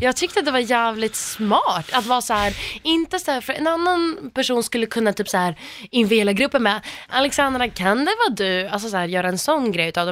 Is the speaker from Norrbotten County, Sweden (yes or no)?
yes; Gällivare, Norrbotten County, Sweden; jag kommer från Gällivare